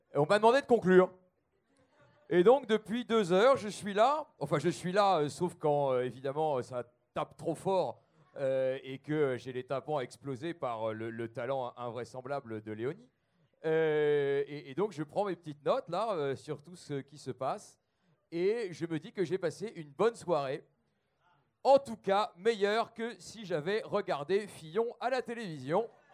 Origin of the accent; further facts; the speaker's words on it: the North, Hauts-de-France, France; moi aussi, je suis du Nord